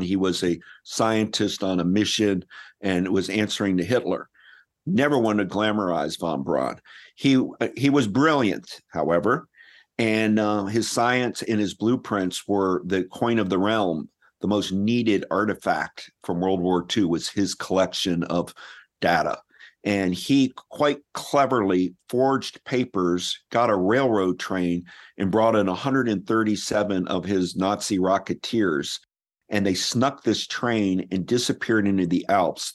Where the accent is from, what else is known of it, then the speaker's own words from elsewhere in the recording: Ohio, United States; I was growing up in Ohio at the time of Apollo eleven in the summer of nineteen sixty-nine